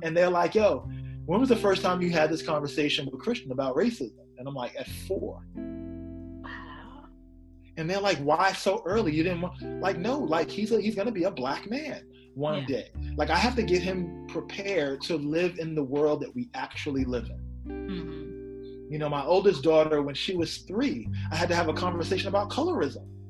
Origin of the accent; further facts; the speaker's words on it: New York City, New York, United States; I'm from Queens